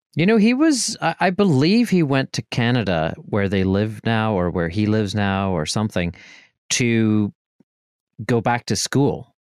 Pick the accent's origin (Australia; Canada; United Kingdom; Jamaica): United Kingdom; Northern Ireland; moved away; I was from Northern Ireland